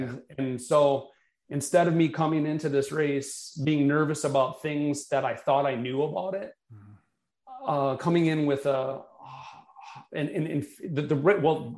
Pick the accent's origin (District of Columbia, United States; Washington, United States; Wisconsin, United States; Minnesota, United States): Wisconsin, United States; Milwaukee; I've lived in Milwaukee most of my life.